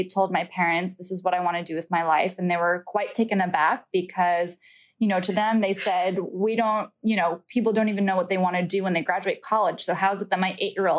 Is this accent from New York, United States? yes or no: yes; New York, United States; being from New York. I would grow up watching American Ballet Theater performances